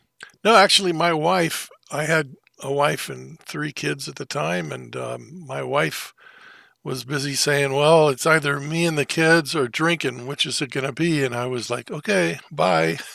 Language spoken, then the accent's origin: English; Thousand Oaks, California, United States; also born or lived in Missouri / Los Angeles; I was born in Missouri in the United States, but raised mostly in a little town. It used to be a little town called Thousand Oaks, California.